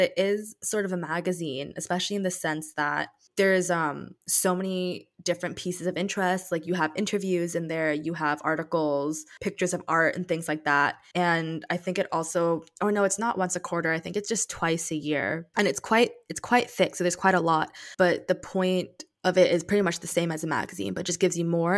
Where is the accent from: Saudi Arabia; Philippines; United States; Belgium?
Saudi Arabia; growing up in Saudi.